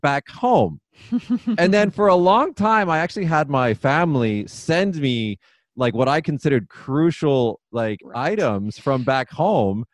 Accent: Las Vegas, Nevada, United States; moved away as an adult; now in Japan; I'm actually originally from Las Vegas

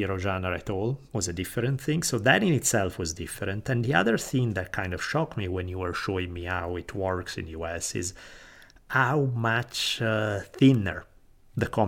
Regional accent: Italy; moved away; growing up in Italy

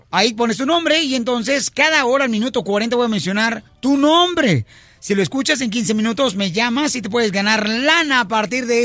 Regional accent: Sahuayo, Michoacán, Mexico; yo soy de Michoacán, de Zaguayo.

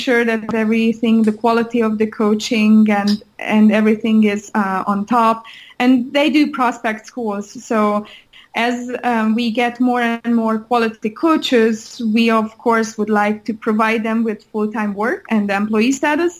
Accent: Hungary; moved away; I'm originally from Hungary. So every year I go back to Hungary

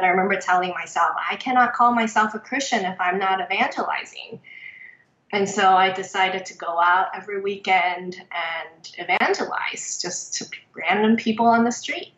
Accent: Taiwan; moved away; I was born and raised in Taiwan

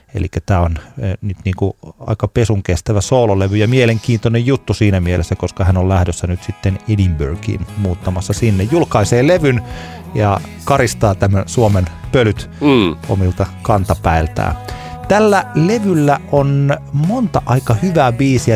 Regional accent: Tampere, Pirkanmaa, Finland; minä olen tamperelainen

